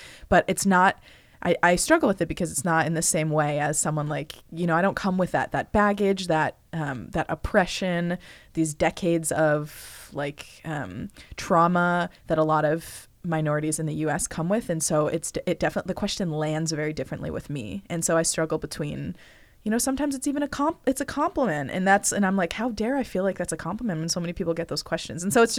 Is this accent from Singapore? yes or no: no; Northeast, United States; I was just amongst Northeast Jews, right? Everyone looks like me.